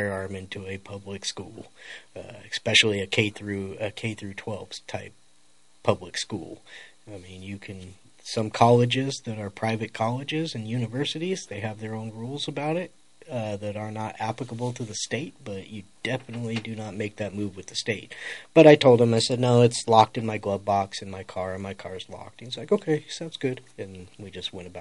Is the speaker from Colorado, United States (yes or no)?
yes; Colorado, United States; I'm from Colorado